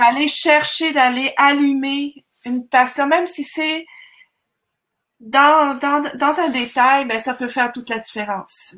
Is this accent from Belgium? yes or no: no; Zurich, Switzerland; moved away as an adult; also born or lived in Marseille, France / Montreal, Canada / Manicouagan, Quebec, Canada; now in Canada; je suis d'origine suisse-allemande. Je viens de Zurich